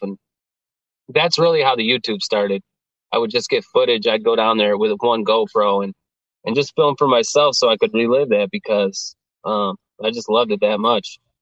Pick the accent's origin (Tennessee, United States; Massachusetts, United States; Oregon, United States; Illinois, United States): Illinois, United States; Geneva; I grew up in Geneva